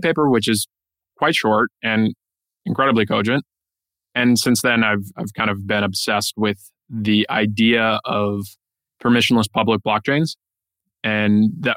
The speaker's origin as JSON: {"language": "English", "region": "East Coast", "country": "United States", "moved": "as an adult", "lives_now": "San Francisco, United States", "said": "I'm originally from the East Coast"}